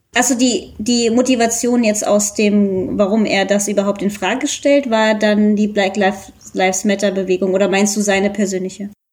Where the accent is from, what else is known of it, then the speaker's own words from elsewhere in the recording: Germany; ich bin ja auch Deutsche und äh, habe halt indische Eltern